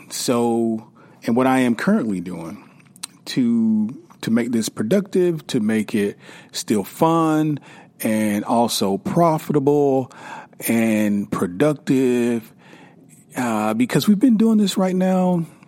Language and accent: English; South Carolina, United States; now in Atlanta, United States; I am from South Carolina